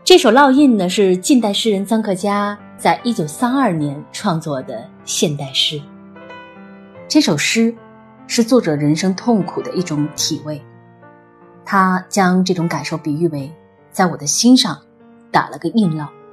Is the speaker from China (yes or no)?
yes; China; 我们中国人